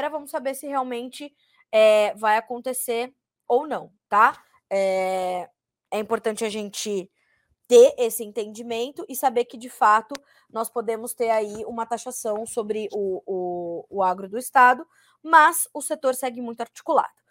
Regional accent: Mogi Guaçu, São Paulo, Brazil; eu cresci em Mogi Guaçu, minha cidade do coração. Eu sou nascida em São Paulo, sou paulistana, né, nascida na capital

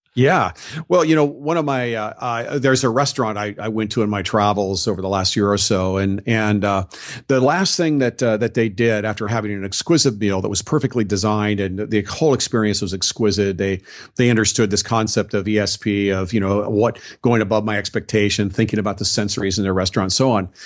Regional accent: Southern California, United States; I was raised in Southern California

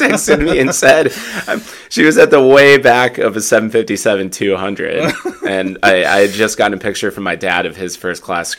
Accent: Midwest, United States; accent: Midwest; My Midwest accent is definitely coming out, hanging out around all of my Chicago and Minnesota family.

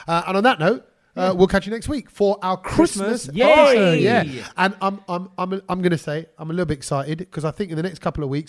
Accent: United Kingdom; Whilst progressing as British Asians.

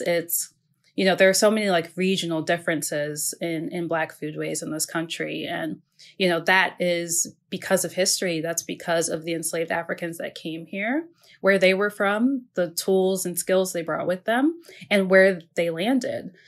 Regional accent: Maryland, United States; I grew up in the Mid-Atlantic. I grew up in Maryland.

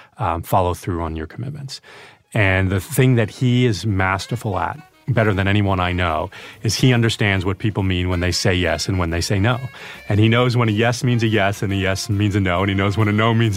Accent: Albany, New York, United States; also born or lived in Glens Falls, New York; Upstate New York, from Albany.

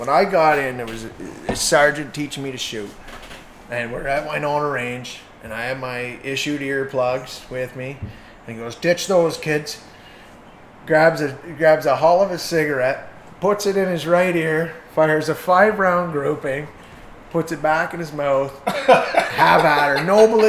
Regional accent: Hamilton, Ontario, Canada; I'll say this just to represent my hometown, and we've seen them come from Hamilton.

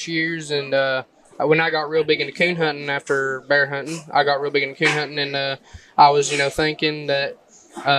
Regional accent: Newport, Tennessee, United States; East, Cock County

